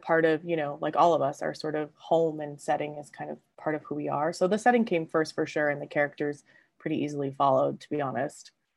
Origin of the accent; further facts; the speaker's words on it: Southern California, United States; also born or lived in Los Angeles / San Diego / Newport Beach; I'm from Southern California, born and raised. I grew up between LA and basically San Diego